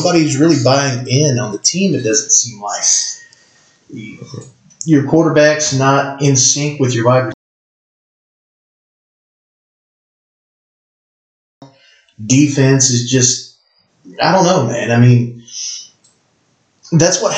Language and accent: English; Eastern Kentucky, United States; moved away; I'm originally from Eastern Kentucky